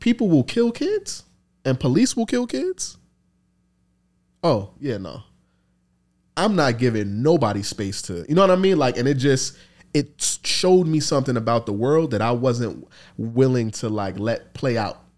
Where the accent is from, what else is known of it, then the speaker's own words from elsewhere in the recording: New York City, New York, United States; growing up in the Bronx, in the time that I grew up